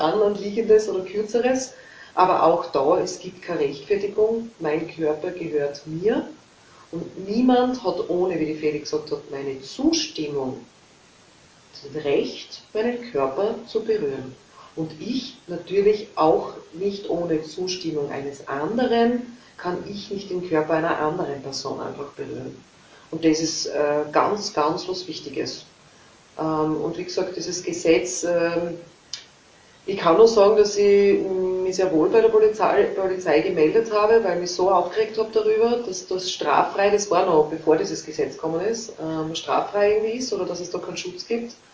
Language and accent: German; Leibnitz, Styria, Austria; ich komme aus Leibniz